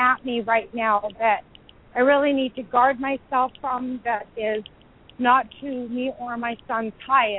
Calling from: Indianapolis, Indiana, United States; I'm calling from Indianapolis.

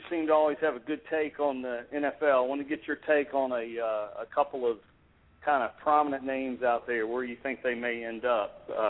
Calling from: Atlanta, Georgia, United States; Hey, Brian … in Atlanta, Georgia.

